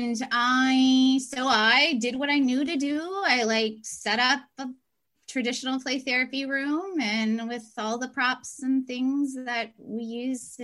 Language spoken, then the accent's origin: English; Pennsylvania, United States; moved away as an adult; I am from Pennsylvania